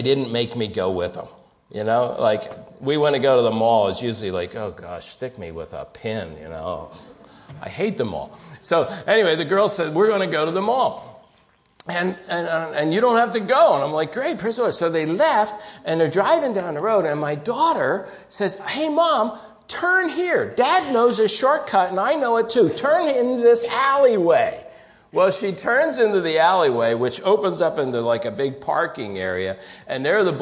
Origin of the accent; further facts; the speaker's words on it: New Jersey, United States; moved away; I'm a schlep from South Jersey